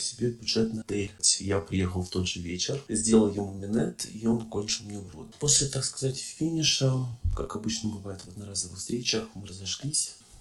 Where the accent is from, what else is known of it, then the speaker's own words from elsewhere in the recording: Russia; now in Germany; Мы живем вот с тобой в Германии, и мы оба из России родом.